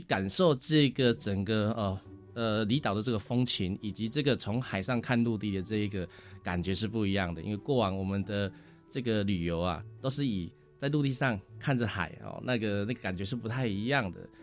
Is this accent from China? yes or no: no; Penghu County, Taiwan; 我本身是澎湖人，我是奇美人哈。那我读完书之后回到澎湖